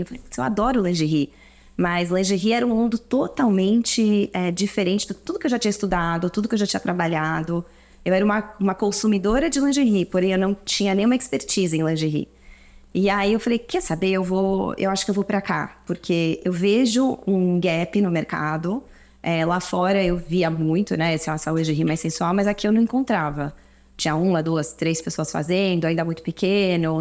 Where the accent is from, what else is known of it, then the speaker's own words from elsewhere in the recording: Brazil; moved away as an adult; also born or lived in London, United Kingdom / Toronto, Canada / Shanghai, China; now in São Paulo, Brazil; Eu sou brasileira, cresci aqui, estudei aqui e aí fui fazer faculdade fora de moda